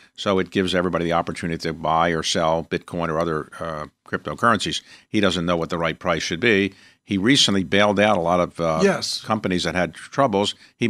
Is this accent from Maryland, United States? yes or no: yes; Baltimore, Maryland, United States; So I am from Baltimore.